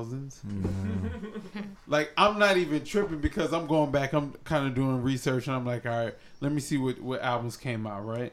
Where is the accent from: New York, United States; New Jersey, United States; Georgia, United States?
Georgia, United States; I grew up in Georgia